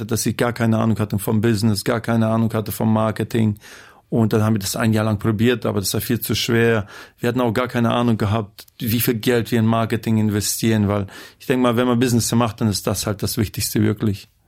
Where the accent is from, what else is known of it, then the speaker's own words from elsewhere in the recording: Osnabrück, Lower Saxony, Germany; Ich komme aus Osnabrück, seitdem ich vier bin. Meine Eltern sind Russlandsdeutsche aus Kasachstan. Bei uns in der Gegend gab es viele Russlandsdeutsche.